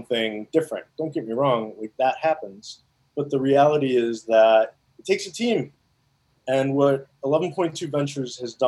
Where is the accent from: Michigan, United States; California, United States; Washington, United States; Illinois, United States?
Illinois, United States; Chicago; also born or lived in India / Evanston; I was born there and came to the U.S. when I was about 6 years old and grown up primarily in the Chicagoland area